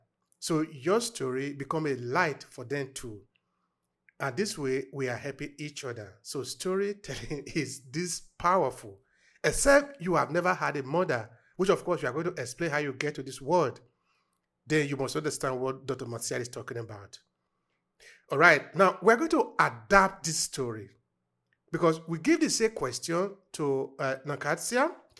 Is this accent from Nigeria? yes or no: yes; Nigeria; about my personal experience growing up in Nigeria.